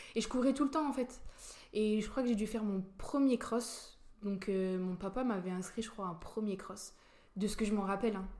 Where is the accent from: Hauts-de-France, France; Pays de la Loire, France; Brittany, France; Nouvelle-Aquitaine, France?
Pays de la Loire, France; La Roche-sur-Yon; also born or lived in Rouen, France; now in Nancy, France; je suis née à Rouen. Et mes parents, ils ont déménagé, je crois que je devais avoir l'âge de 4 ans. Euh, en Vendée